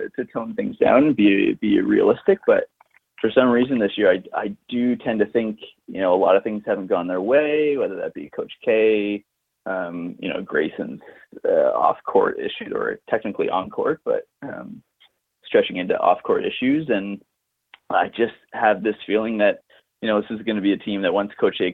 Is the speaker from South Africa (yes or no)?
no; Toronto, Ontario, Canada; I'm from Toronto